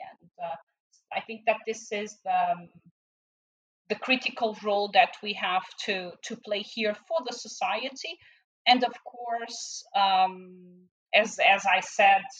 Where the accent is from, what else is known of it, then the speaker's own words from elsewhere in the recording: Portugal; moved away; in my home country in Portugal